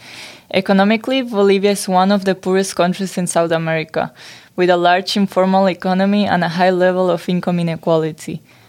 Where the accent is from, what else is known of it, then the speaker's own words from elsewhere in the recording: Spain; moved away; I was born in Spain